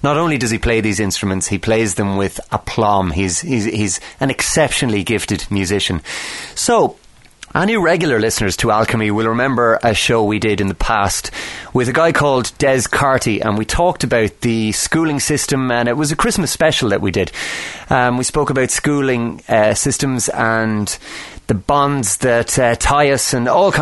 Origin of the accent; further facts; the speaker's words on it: Ireland; growing up in Ireland